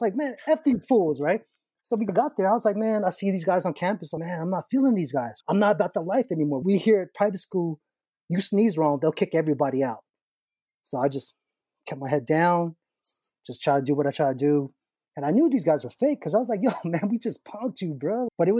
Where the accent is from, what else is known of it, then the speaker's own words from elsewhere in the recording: United States; I always saw myself as an Asian American